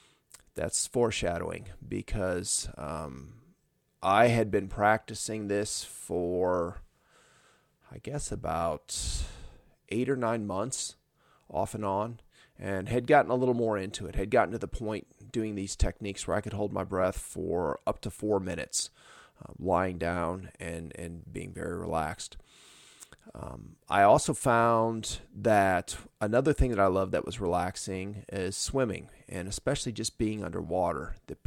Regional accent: Indiana, United States; I'm from Northern Indiana, so we called it pop.

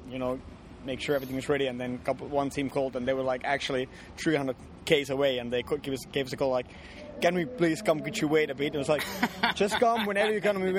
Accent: Kajaani, Kainuu, Finland; Yeah, that's yeah, my hometown.

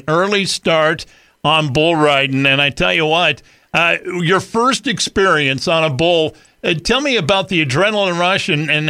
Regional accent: Wyoming, United States; I grew up in Wyoming

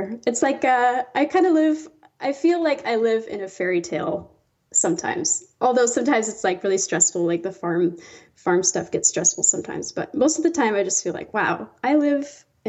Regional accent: Iowa, United States; I did, yeah.

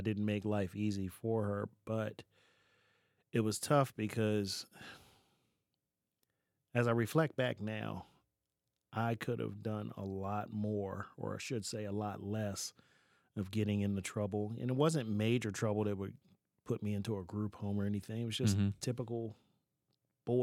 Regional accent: Baltimore, Maryland, United States; moved away as an adult; also born or lived in Nevada; now in Lebanon, United States; born and raised in Baltimore, raised by a single mom

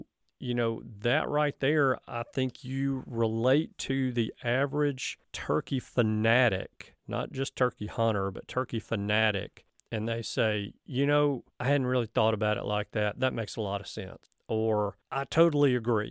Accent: Alabama, United States; I'm from Alabama

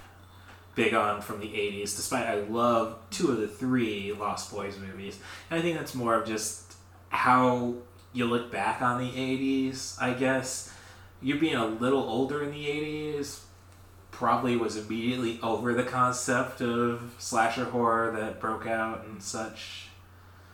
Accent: Morton, Illinois, United States; we're from Morton, AC Town.

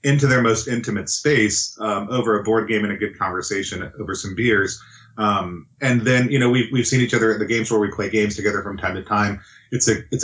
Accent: the South, Texas, United States; now in Pacific Northwest, United States; I grew up in the South

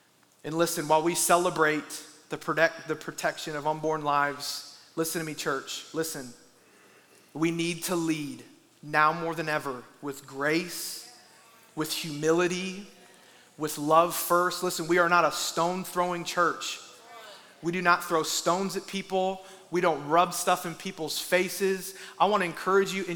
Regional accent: Iowa, United States; I'm from Iowa, and like 95% of Iowa is made up of corn

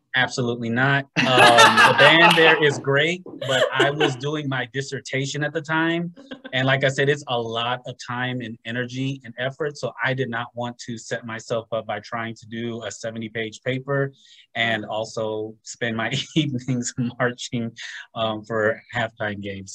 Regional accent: Los Angeles, California, United States; moved away as an adult; now in Atlanta, United States; originally from Southern California, growing up in the Los Angeles area

